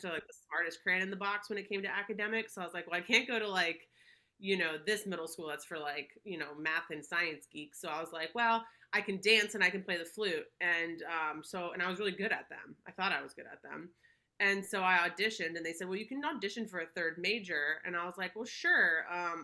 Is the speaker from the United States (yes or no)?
yes; Palm Beach, Florida, United States; moved away as an adult; born and raised in Palm Beach, Florida. You know, I lived there for probably about 24 years